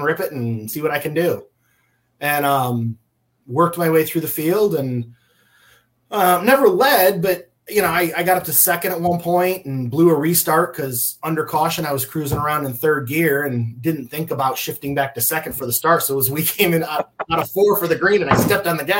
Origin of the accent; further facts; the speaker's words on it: Jackson, Michigan, United States; moved away; I grew up in Jackson, which is, Springport is in Jackson County